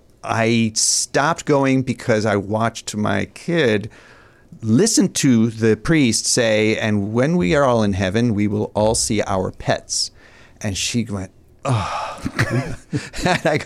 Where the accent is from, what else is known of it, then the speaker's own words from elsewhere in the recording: Ithaca, New York, United States; also born or lived in Philadelphia; I grew up in upstate New York, in Ithaca, New York.